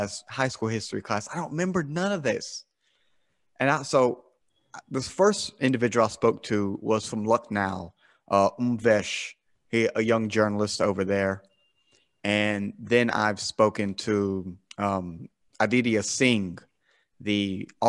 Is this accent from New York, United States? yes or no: no; South Carolina, United States; I'm from America, right? I'm from the, South Carolina in America